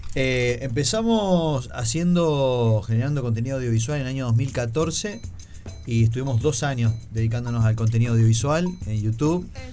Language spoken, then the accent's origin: Spanish; interior of Santa Fe, Argentina; yo soy del interior de Santa Fe